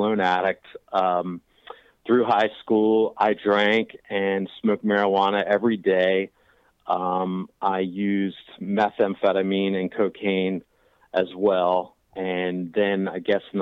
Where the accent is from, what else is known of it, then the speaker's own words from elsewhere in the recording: Washington, District of Columbia, United States; also born or lived in Delaware; now in Chapin, South Carolina, United States; I'm originally from the Washington, D.C. area, but I live in Chapin, South Carolina now